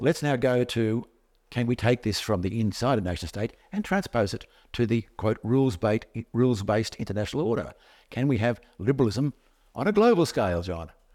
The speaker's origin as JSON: {"language": "English", "country": "Australia"}